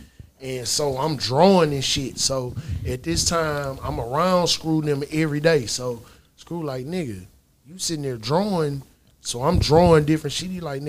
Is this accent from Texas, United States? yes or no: yes; Houston, Texas, United States; So I embrace being a Texan.